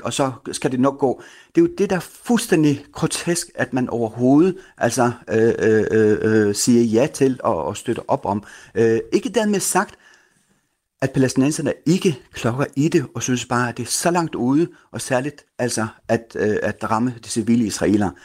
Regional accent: Denmark; dansker først og fremmest med palæstinensisk baggrund

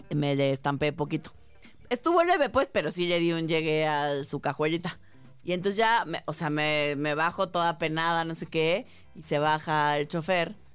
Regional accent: Mexico; yo era una mexicana, una mexicana muy agradable

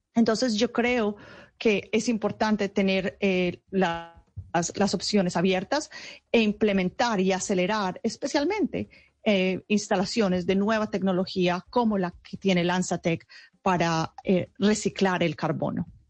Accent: Paisa, Antioquia, Colombia; moved away; hace muchos años ya salí de Colombia, pero eh, toda mi familia está en Colombia y soy muy orgullosa de ser paisa.

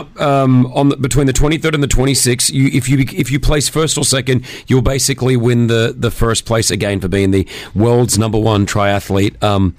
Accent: Australia; now in Dubai, United Arab Emirates; as an Australian

